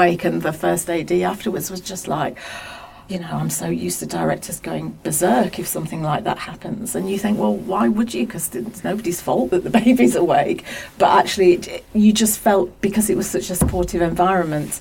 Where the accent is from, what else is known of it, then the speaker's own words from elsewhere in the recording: Pendle, North West England, United Kingdom; I come from Pendle